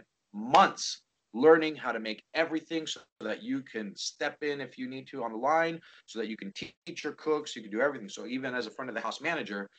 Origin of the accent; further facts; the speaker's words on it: Los Angeles, California, United States; I'm born and raised right here in the Valley. I'm from Northridge, right on the edge of Northridge